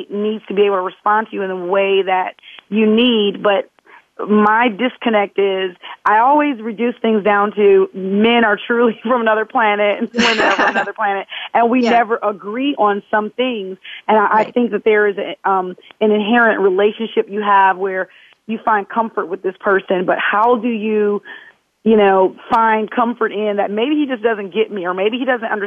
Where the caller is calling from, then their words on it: Atlanta, Georgia, United States; calling from Atlanta